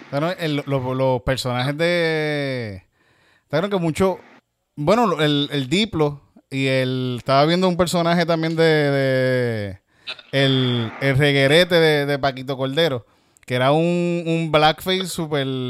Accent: Yauco, Puerto Rico; soy de Yauco

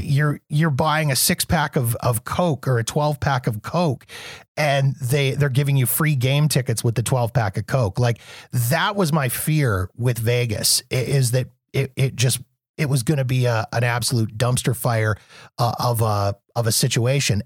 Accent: Canada; also born or lived in Calgary; I'm from Canada

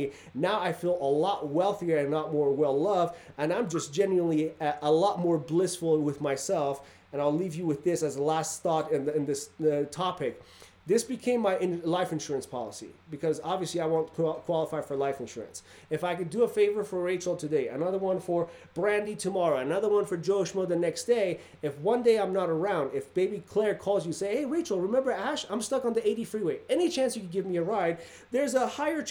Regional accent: Iran; now in Reno, United States; I grew up in Iran where Saddam Hussein was chemically bombing our towns

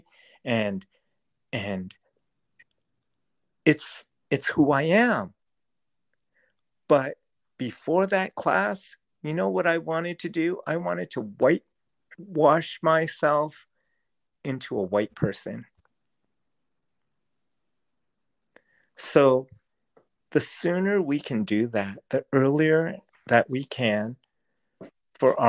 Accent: Rhode Island, United States; Growing up in Rhode Island, I was whitewashed

